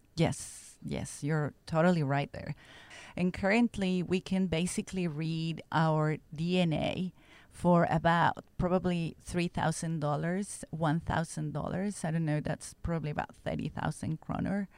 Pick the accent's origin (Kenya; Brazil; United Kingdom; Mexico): Mexico; moved away as an adult; also born or lived in Stockholm, Sweden / United States; I'm from Mexico originally